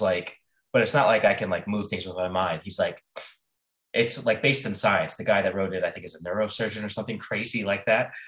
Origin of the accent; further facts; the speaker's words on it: United States; also born or lived in South Carolina / Mississippi; I grew up in South Carolina, Mississippi